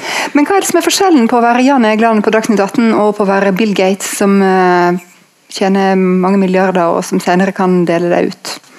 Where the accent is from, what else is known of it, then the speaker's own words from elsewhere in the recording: Norway; vi er født uh, i Norge